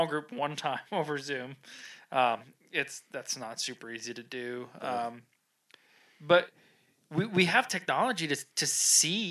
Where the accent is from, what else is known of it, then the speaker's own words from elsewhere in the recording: New England, United States; I'm from New England.